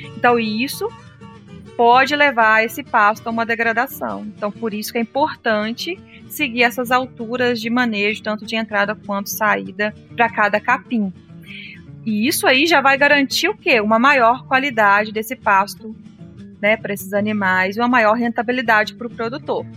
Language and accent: Portuguese; Minas Gerais, Brazil; lá na minha região em Minas, as áreas de morro